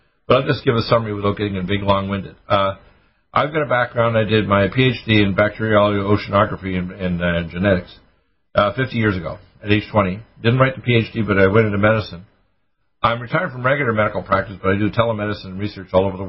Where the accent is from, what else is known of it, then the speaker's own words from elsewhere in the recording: New York, United States; in some of the districts that I grew up in New York